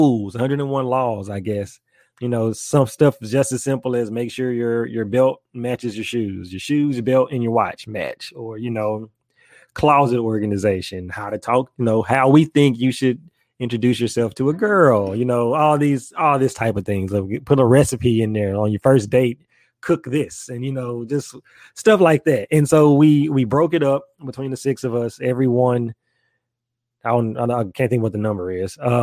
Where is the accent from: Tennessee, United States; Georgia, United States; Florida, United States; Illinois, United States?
Tennessee, United States; Memphis; moved away; I'm from Memphis